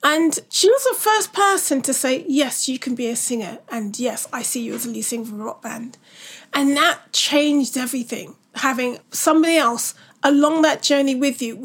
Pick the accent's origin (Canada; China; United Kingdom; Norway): United Kingdom; London; born or raised there